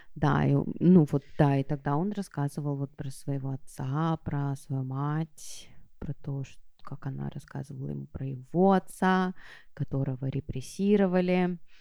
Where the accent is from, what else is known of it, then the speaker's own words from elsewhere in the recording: Saint Petersburg, Russia; я выросла в Петербурге